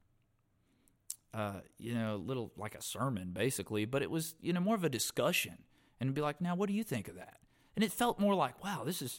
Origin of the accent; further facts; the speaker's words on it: Stokes County, North Carolina, United States; I was raised up in Stokes County.